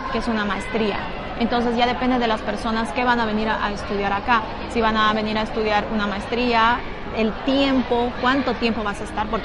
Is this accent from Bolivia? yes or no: yes; Bolivia; moved away as an adult; now in Madrid, Spain; soy de Bolivia. Les mando mucha fuerza a las personas que estén en Madrid y también a las personas que quieran integrarse acá, a este país tan hermoso que es España. Yo vine hace seis meses aproximadamente